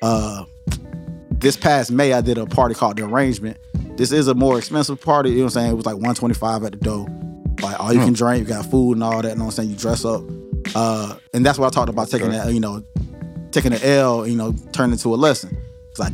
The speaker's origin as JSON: {"language": "English", "town": "Pine Hills", "region": "Florida", "country": "United States", "said": "I'm from Pine Hills, from the hood"}